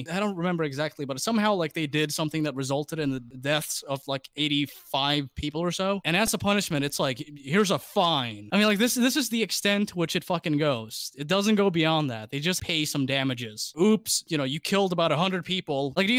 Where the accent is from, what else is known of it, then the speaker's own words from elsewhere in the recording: Laos; I'm from Laos.